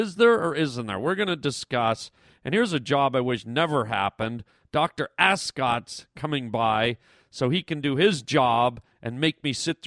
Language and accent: English; Canada; moved away as an adult; now in United States; I was born in Canada. I was raised in Canada. Moved here when I was about 28, 29 years old, and have lived here the rest of the time